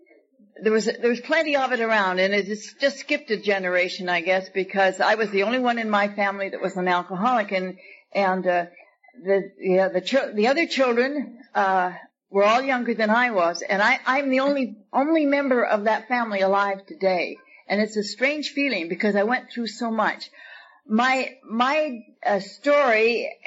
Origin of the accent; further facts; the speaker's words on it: Victoria, British Columbia, Canada; now in Buena Park, United States; I was born in Victoria, British Columbia